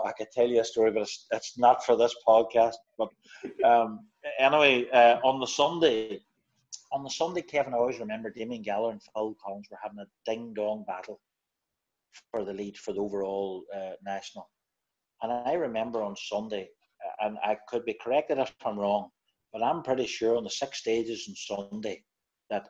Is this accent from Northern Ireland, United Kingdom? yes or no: yes; Derry, Northern Ireland, United Kingdom; I'm from Derry